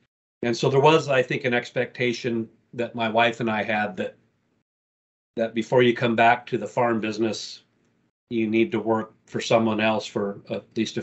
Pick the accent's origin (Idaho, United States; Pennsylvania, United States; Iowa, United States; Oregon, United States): Idaho, United States; Craigmont; I grew up here on the Camas Prairie. I attended high school in Craigmont, Idaho